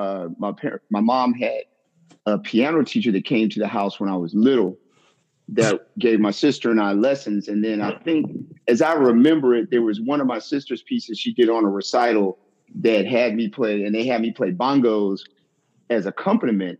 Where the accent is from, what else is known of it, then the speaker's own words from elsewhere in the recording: Washington, District of Columbia, United States; moved away; also born or lived in Florida / Houston, Texas; I am originally from Washington, D.C.